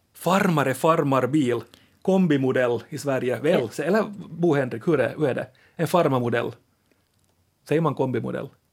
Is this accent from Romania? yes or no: no; Finland; Akku säger vi finlandssvenskar